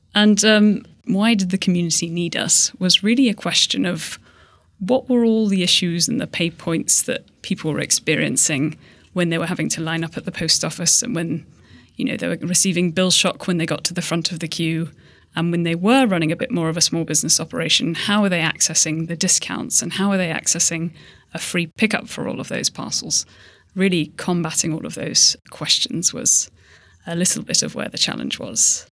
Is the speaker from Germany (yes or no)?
no; Hong Kong; I grew up in Hong Kong